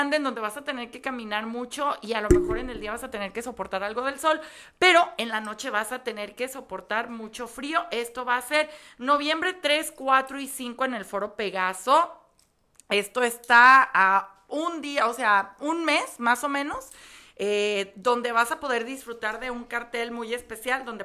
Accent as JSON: {"language": "Spanish", "region": "Mexico City", "country": "Mexico", "said": "Fíjense que yo vengo de Ciudad de México, donde el clima todo el tiempo es así y las noches todo el tiempo son frías"}